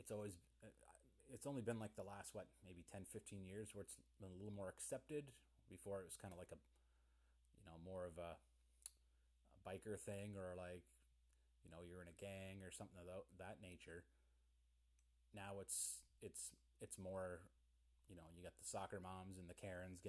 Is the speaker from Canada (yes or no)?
yes; Pictou County, Nova Scotia, Canada; I'm from Pictou County, Nova Scotia